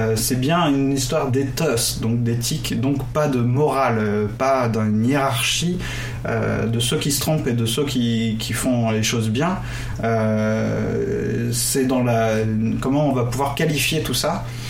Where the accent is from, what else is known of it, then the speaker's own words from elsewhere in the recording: Brittany, France; dans mon enfance, justement, en Bretagne